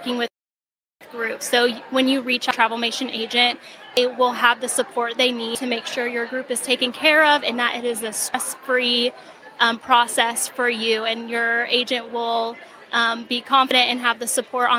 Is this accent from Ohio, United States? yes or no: no; Atlanta, Georgia, United States; I'm from Atlanta, Georgia